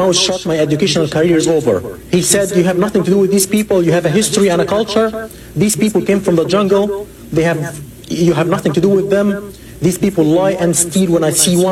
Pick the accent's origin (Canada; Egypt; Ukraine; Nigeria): Egypt; moved away as an adult; also born or lived in Detroit, United States; now in United States; I am Arab American and Black American. And I'm racially black and ethnically Egyptian.